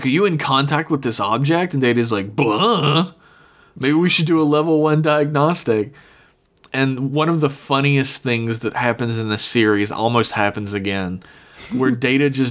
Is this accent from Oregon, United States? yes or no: no; Kanawha County, West Virginia, United States; also born or lived in Huntington, West Virginia; I grew up in Kanawha County.